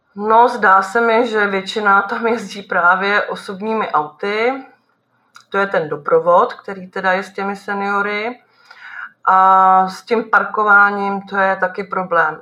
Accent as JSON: {"language": "Czech", "town": "Nymburk", "region": "Central Bohemian Region", "country": "Czechia", "said": "jsem z Nymburka"}